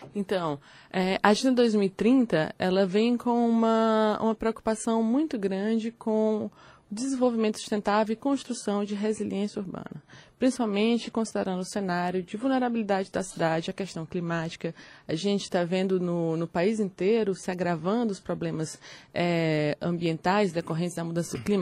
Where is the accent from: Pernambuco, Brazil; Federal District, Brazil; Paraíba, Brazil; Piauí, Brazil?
Piauí, Brazil; Teresina; quando eu nasci, a gente tinha em Teresina em torno de 244 dias de calor né, acima de 32 graus